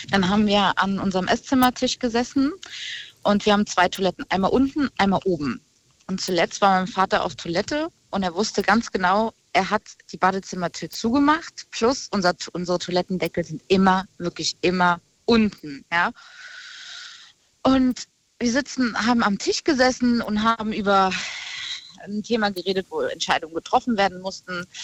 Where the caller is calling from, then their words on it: Rhineland-Palatinate, Germany; Aus der Nähe von Koblenz.